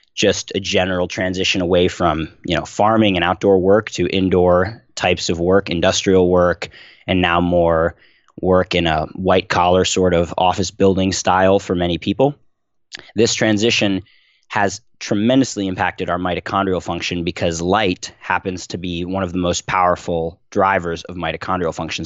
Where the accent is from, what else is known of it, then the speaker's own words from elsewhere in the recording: Philadelphia, Pennsylvania, United States; I was born and raised in Philadelphia